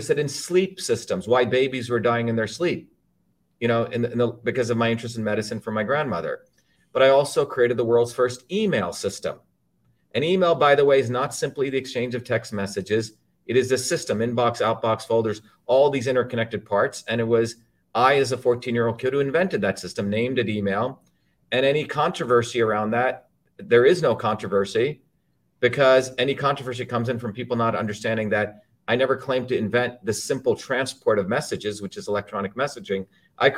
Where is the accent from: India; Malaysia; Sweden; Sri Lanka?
India; moved away; I grew up originally in India